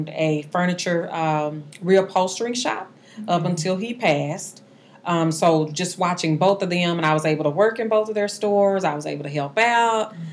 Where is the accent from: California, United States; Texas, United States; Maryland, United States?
Texas, United States; Dallas; also born or lived in Arlington, Texas; now in Mansfield, United States; I grew up in Dallas, Texas. I live in uh, Mansfield now. We've been out here um, for about 15 years.